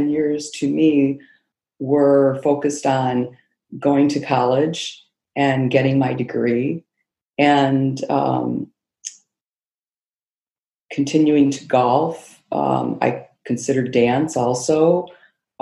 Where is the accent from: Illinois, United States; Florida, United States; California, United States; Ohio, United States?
Illinois, United States; Rockford; also born or lived in Iowa / North Carolina; now in Chicago, United States; our Rockford Park District. That's the city I grew up in Illinois